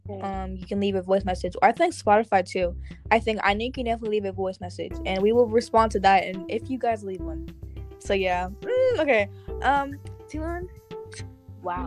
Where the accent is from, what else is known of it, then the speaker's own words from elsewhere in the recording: Nigeria; moved away; I traveled to my home country, Nigeria.